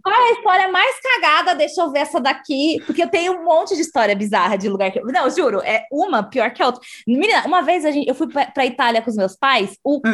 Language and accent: Portuguese; Brazil; quando a gente falava, a gente falava Brasil